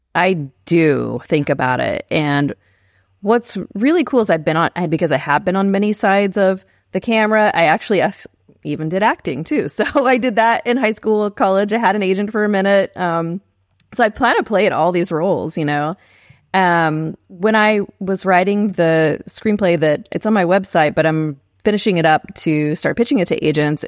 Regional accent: San Marcos, Texas, United States; moved away as an adult; also born or lived in Maui, Hawaii; now in Oklahoma City, United States; I grew up in San Marcos, Texas

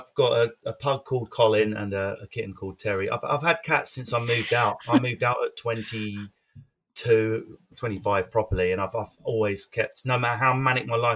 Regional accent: Essex, East of England, United Kingdom; I'm from Essex.

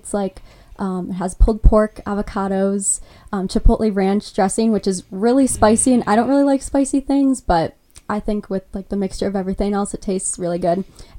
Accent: Watertown, Wisconsin, United States; I'm Coriana's roommate. I'm from Watertown, Wisconsin.

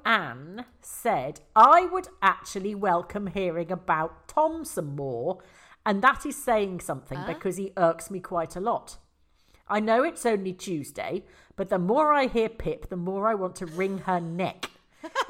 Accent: England, United Kingdom; we're English

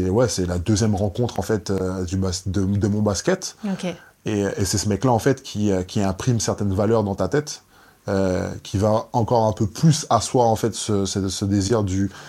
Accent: French Antilles, France; moi, je viens des Antilles

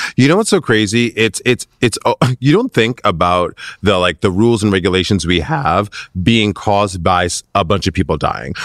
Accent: Minnesota, United States; also born or lived in Michigan; I grew up in Minnesota

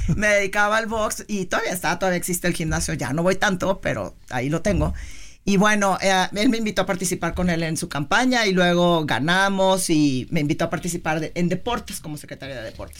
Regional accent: Tampico, Tamaulipas, Mexico; yo soy de Tampico

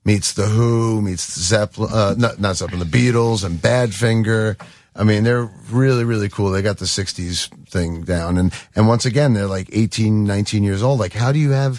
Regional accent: Long Beach, New York, United States; I'm from Long Beach. I grew up on Long Beach

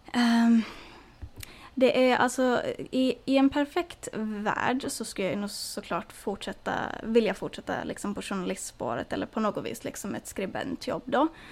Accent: Åland Islands; moved away; som ålänning

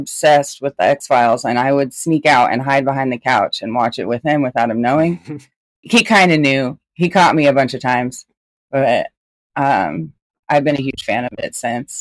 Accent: North Bend, Washington, United States; moved away; my hometown in North Bend, Washington

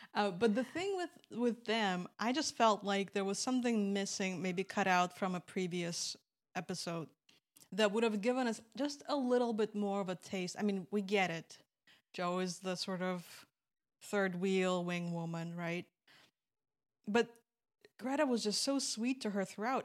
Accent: Belarus; moved away; When I was growing up in Belarus

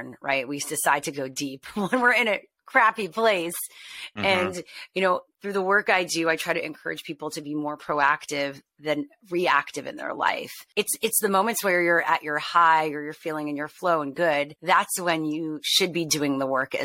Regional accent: Montreal, Quebec, Canada; I'm from Montreal. So my first internship was Just for Laughs.

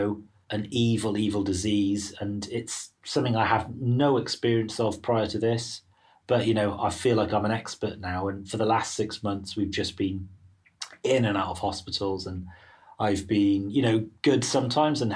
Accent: Wales, United Kingdom; moved away as an adult; now in London, United Kingdom; I'm Welsh

